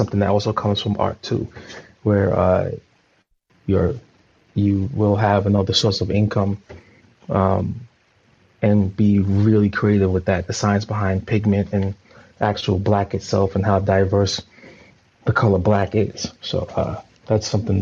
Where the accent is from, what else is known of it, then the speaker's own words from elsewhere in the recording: New York City, New York, United States; moved away as an adult; now in California, United States; I'm from New York City. I've been living in California for the last 10 years.